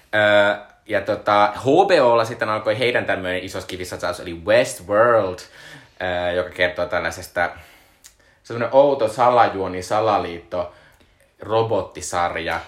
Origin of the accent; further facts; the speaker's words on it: Joensuu, North Karelia, Finland; moved away; Mistä mä oon kotoisin, Joensuussa oli ihan suunnittelun kokoinen Anttila